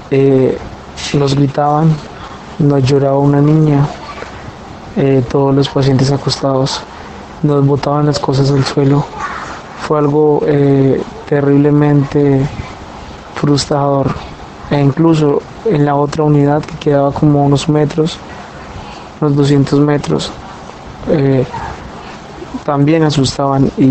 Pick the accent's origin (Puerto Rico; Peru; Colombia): Colombia; yo les comento, eh, soy de Colombia, soy auxiliar de enfermería